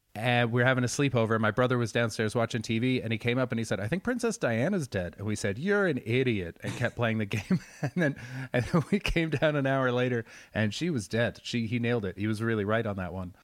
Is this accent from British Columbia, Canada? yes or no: yes; Surrey, British Columbia, Canada; born or raised there; moved away